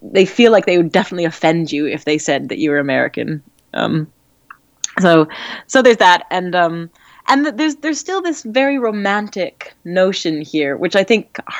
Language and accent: English; Edmonton, Alberta, Canada; moved away as an adult; also born or lived in Saskatchewan / England; now in London, United Kingdom; I'm from Alberta. I was born in Edmonton